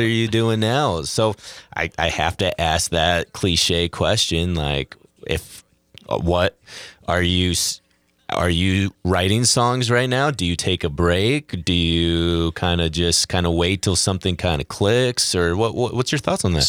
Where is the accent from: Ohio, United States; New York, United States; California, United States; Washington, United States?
Washington, United States; Seattle; moved away; me growing up in Seattle